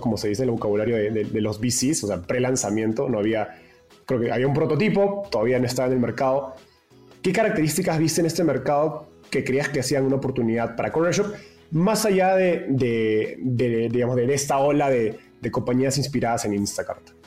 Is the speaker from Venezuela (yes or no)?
no; Peru; moved away as an adult; now in Mexico; soy peruano